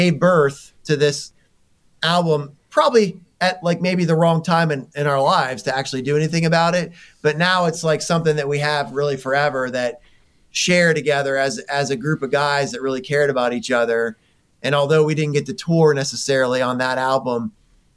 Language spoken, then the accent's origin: English; Ohio, United States; growing up in Ohio